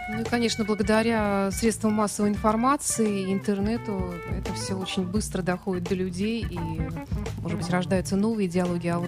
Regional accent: Germany; born there; Ну, я сама родилась в Германии, изучала э, всю жизнь немецкий язык

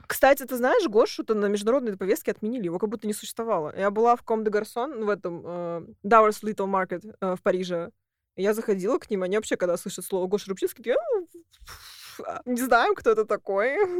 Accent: Russia; я из России

